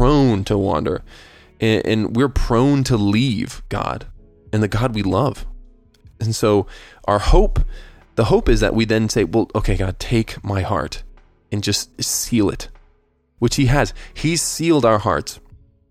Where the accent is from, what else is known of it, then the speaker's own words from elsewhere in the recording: United States; I'm an American